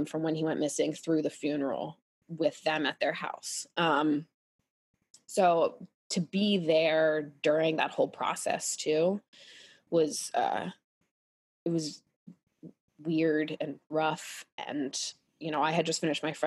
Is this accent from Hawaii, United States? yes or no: no; Pennsylvania, United States; where I grew up in Pennsylvania